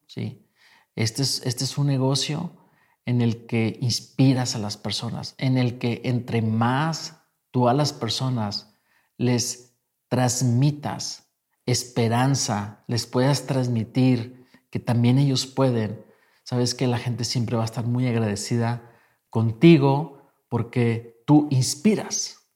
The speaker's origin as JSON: {"language": "Spanish", "country": "Mexico", "said": "yo vengo de México"}